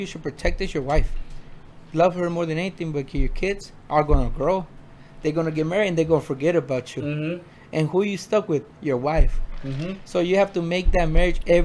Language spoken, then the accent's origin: English; Phoenix, Arizona, United States; also born or lived in Mexico; I'm from Mexico, but I was raised in South Phoenix, 19th Avenue in Buckeye.